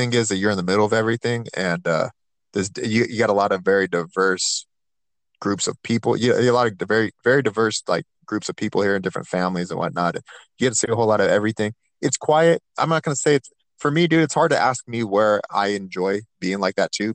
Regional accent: Turlock, California, United States; I grew up in the Central Valley, Turlock

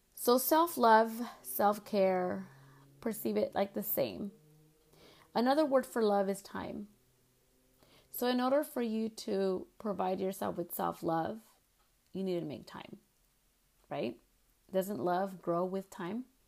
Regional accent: United States; as Chicanas, we have gone through a lot of stuff

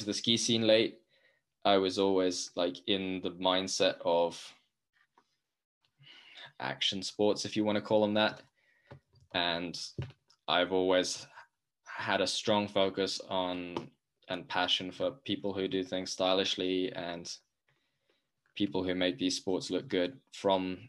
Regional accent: London, United Kingdom; I grew up skateboarding in London and only skiing on family holidays until I was 19.

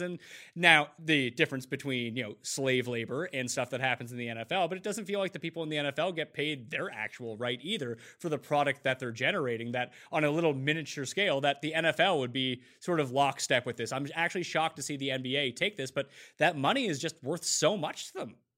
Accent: Canada; I'm Canadian

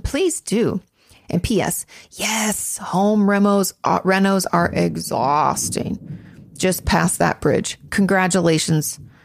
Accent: Washington, United States; moved away; also born or lived in Orange County; I grew up in Washington State

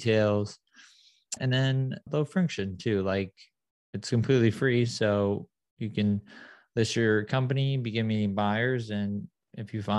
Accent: San Clemente, California, United States; also born or lived in Detroit, Michigan; I was born in Detroit, moved to a beautiful town called San Clemente when I was younger. So I grew up in SoCal

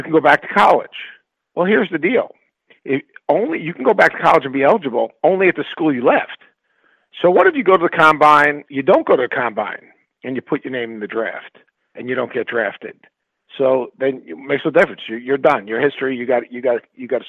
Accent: New York, United States; I grew up in New York, you know, a family of immigrants

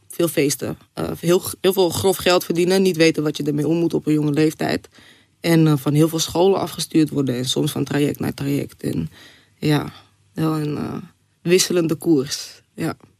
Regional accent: Zaanstad, North Holland, Netherlands; ik ben een Zaankanter.

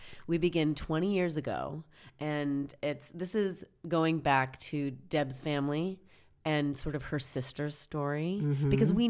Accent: Pacific Northwest, United States; I'm from the Pacific Northwest.

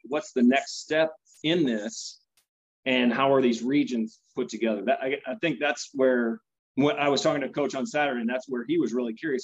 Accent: Pella, Iowa, United States; I'm from Pella

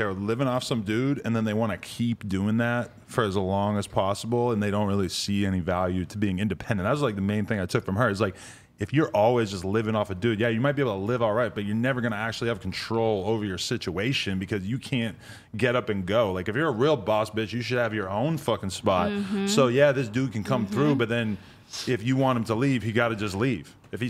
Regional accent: New York City, New York, United States; But as a girl growing up in New York City, you're just taught from a very young age

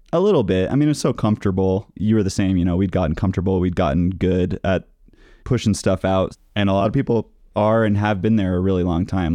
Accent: Napa Valley, California, United States; now in Denver, United States; I'm from the Napa Valley of California

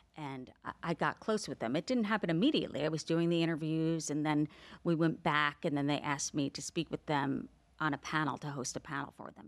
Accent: New Jersey, United States; growing up in New Jersey with my parents

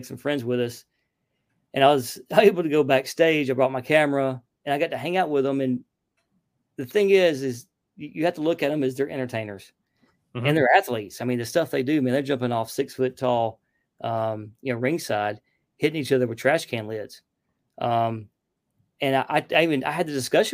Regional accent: Lake Martin, Alabama, United States; now in Georgia, United States; I grew up near Lake Martin in Alabama

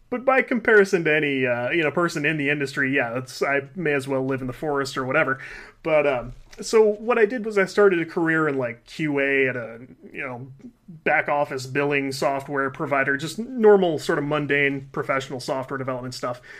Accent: Midwest, United States; We live in the Midwest

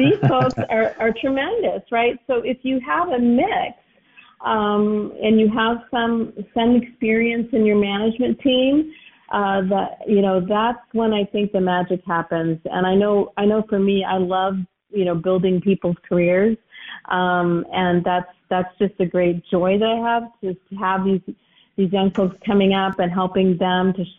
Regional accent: United States; as an American

